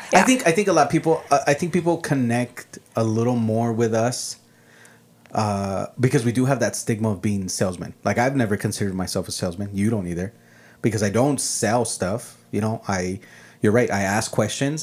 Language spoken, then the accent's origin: English; El Paso, Texas, United States; first language Spanish; English is a second language; also born or lived in Ciudad Juárez, Mexico; I was born here in El Paso